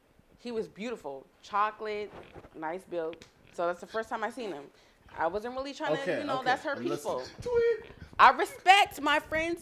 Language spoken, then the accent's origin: English; Seattle, Washington, United States; I'm from Seattle.